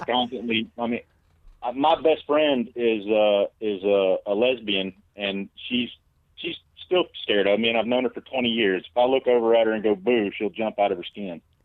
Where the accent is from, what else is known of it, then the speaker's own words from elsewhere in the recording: Alabama, United States; I'm from Alabama